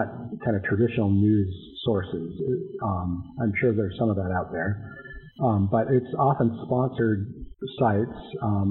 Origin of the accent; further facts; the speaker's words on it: North Dakota, United States; moved away; also born or lived in Washington, D.C. / Minnesota; I'm from North Dakota originally